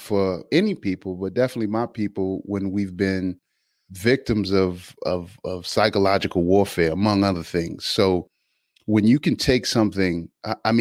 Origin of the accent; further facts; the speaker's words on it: Alexandria, Virginia, United States; I'm from Alexandria, Virginia. You know, South Side, Alpha Street